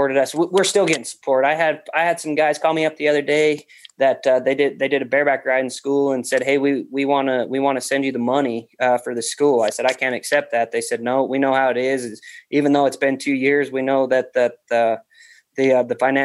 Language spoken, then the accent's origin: English; Wyoming, United States; moved away as an adult; now in Montana, United States; I moved to Montana 5 or 6 years ago, I guess. I'm originally from Wyoming